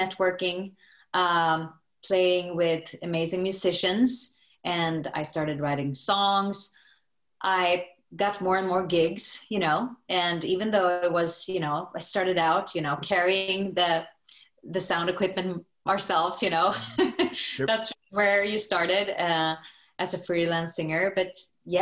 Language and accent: English; Stockholm, Stockholm County, Sweden; now in New York City, United States; I am from Stockholm, Sweden, and now I live in New York City